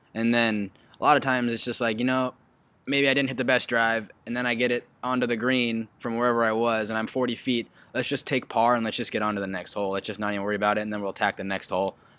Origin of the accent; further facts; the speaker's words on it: Huntington Beach, California, United States; I'm from Huntington Beach, grew up in Huntington Beach, went to Edison High School.